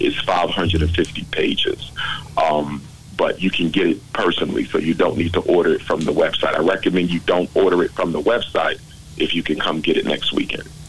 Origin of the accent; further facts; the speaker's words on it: Philadelphia, Pennsylvania, United States; 30 minutes from Philadelphia, my hometown.